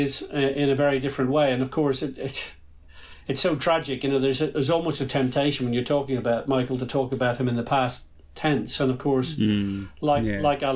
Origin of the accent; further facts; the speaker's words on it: Ireland; It's difficult to grow up in Ireland